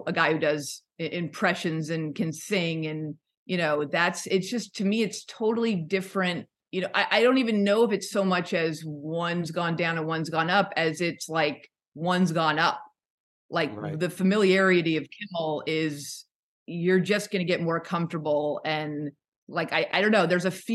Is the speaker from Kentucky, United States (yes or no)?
no; Los Angeles, California, United States; also born or lived in Portland, Oregon; I grew up in kind of like Studio City. Like I was born in Portland, moved down to LA when I was a little kid and then moved around all through high school